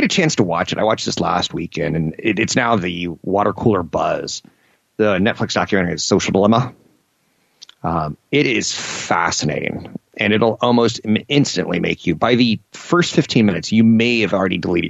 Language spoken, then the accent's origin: English; East Coast, United States; But I was from the East Coast, and I didn't know that … appealed to a strongly female lesbian audience.